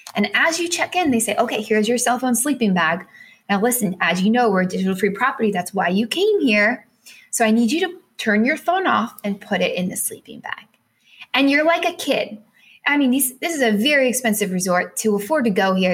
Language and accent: English; United States